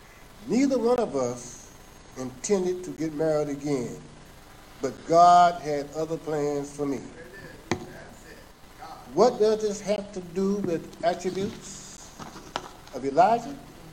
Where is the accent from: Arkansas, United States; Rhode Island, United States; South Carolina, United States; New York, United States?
South Carolina, United States; also born or lived in Philadelphia; I was born in Philadelphia, Pennsylvania in 1948 and moved to South Carolina in 1952. Graduated from high school in 1966.